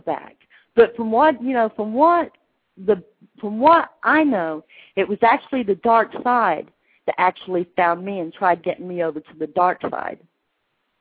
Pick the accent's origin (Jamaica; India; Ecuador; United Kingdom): United Kingdom; England; I was born in England